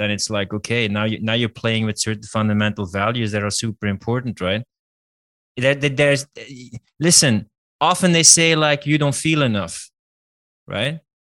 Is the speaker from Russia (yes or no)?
yes; Russia; Like, dude, I'm just from Russia playing tennis.